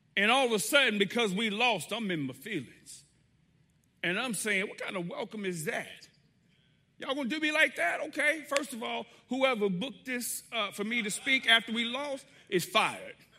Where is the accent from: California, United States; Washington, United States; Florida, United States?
Florida, United States; Riviera Beach; now in North Carolina, United States; I grew up in South Florida, Riviera Beach, Florida, suburb of West Palm Beach. That is my home